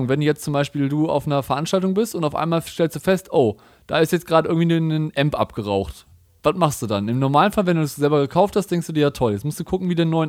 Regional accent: Cologne, North Rhine-Westphalia, Germany; Also bei uns, ich komme ja aus Köln, war letztens Karneval, ne?

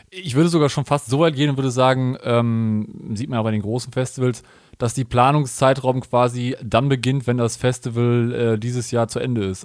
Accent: Cologne, North Rhine-Westphalia, Germany; ich komme ja aus Köln

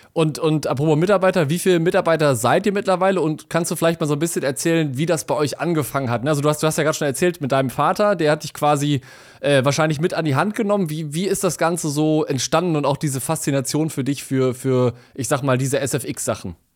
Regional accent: Essen, North Rhine-Westphalia, Germany; ich bin in Essen aufgewachsen.

